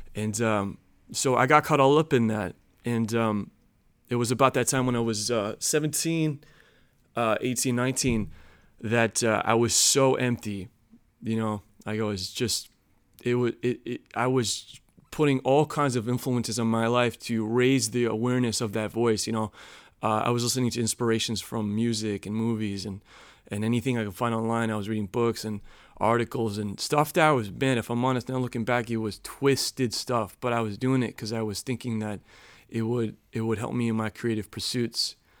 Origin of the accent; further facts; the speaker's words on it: Chicago, Illinois, United States; moved away; also born or lived in North Carolina; I grew up in Chicago.